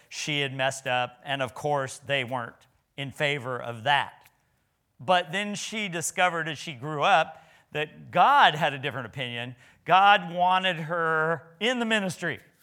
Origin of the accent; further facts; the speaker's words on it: Nebraska, United States; I was from Nebraska